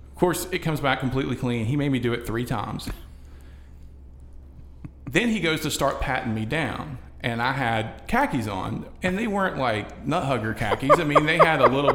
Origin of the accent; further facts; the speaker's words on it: Huntington, United States; I'm from Huntington